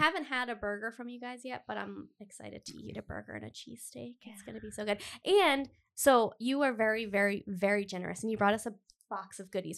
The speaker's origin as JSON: {"language": "English", "town": "Cumberland", "region": "Rhode Island", "country": "United States", "tie": "born or raised there", "lives_now": "Providence, United States", "said": "I'm from Cumberland"}